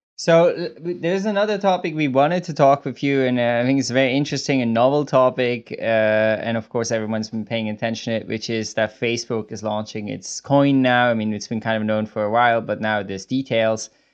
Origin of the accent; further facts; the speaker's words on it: Switzerland; I'm from Switzerland, and I actually am at, in Switzerland at the moment